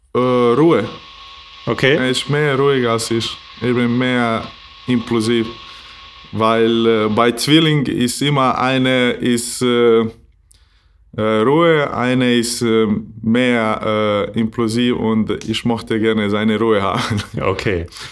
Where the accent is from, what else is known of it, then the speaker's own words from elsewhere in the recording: Maglaj, Federation of Bosnia and Herzegovina, Bosnia & Herzegovina; German is a second language; also born or lived in Doboj; now in Flensburg, Germany; ich bin nicht aus Doboj, äh, weil ich bin aus Maglai. Das ist ein kleines Wort in äh, Mitte Bosnien und aber habe ich in Doboj geboren